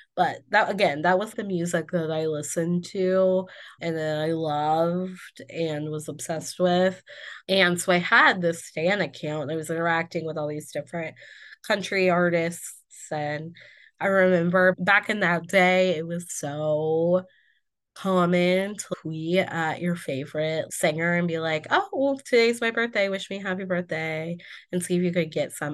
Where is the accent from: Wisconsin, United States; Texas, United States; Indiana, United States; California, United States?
Indiana, United States; I am from Indiana